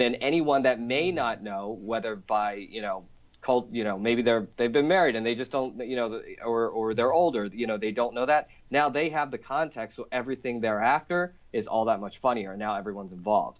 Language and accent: English; Philadelphia, Pennsylvania, United States; I grew up in Philly in terms of like blue collar